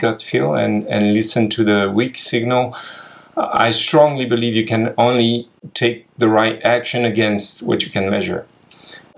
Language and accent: English; France; moved away; also born or lived in Asia; I'm French